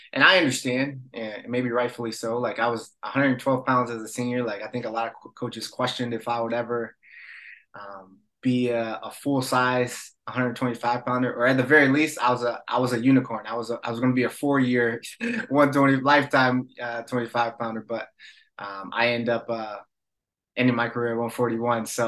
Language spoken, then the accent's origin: English; Illinois, United States; born or raised there; moved away as an adult